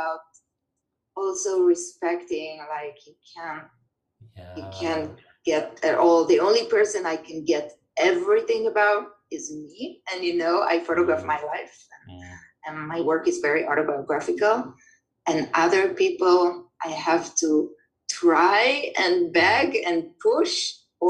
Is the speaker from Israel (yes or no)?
yes; Israel; now in New York City, United States; immigrant communities, like Israelis like me